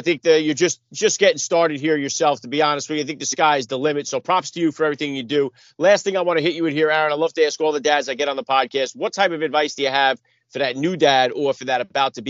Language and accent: English; New York City, New York, United States; now in New Jersey, United States; I'm in New Jersey. I'm close by New York. I was born in the Bronx where the Yankees play.